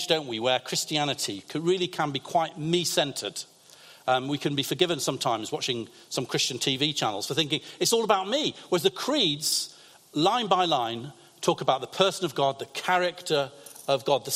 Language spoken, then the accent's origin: English; Lancaster, North West England, United Kingdom; also born or lived in London; I grew up in Lancaster, in the northwest of England